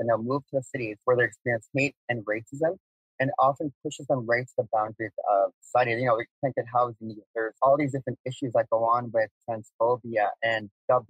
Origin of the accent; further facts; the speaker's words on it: Oklahoma, United States; Yeah, I grew up in Kanoka in Muscogee. There's four nations called Muscogee. And I grew up in a very loving community, a very loving family.